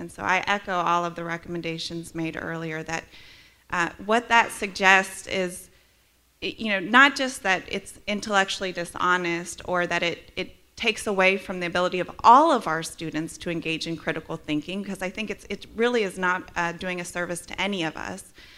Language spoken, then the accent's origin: English; Midwest, United States; moved away as an adult; now in Charlottesville, United States; I'm also from the Midwest